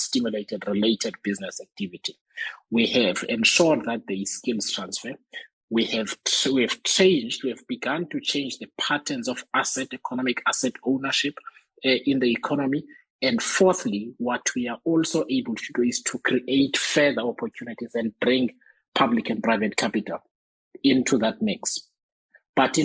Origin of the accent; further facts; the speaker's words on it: Eastern Cape, South Africa; I come from the Eastern Cape